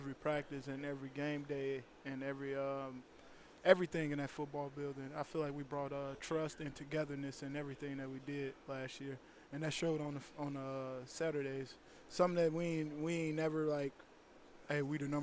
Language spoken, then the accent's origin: English; Chicago, Illinois, United States; Chicago guy. I'm from Chicago